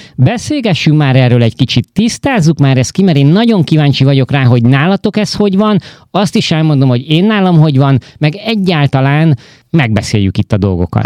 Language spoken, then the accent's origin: Hungarian; Hungary; moved away; én egy olyan népnek vagyok a tagja